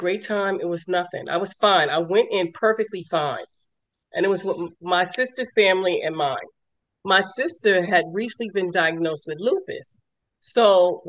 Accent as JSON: {"language": "English", "region": "New York", "country": "United States", "also_born_or_lived": "Lorton, Virginia", "accent": "New York", "moved": "yes", "lives_now": "Maryland, United States", "said": "I live in Maryland, but I'm originally from New York, and I relocated to Lorton, Virginia, which is Fairfax."}